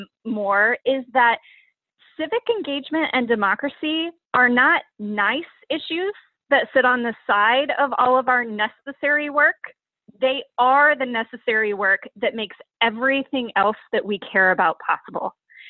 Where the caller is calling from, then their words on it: Annapolis, Maryland, United States; I am joining you from Annapolis, Maryland, which is where I live and where our office is headquartered for the time being.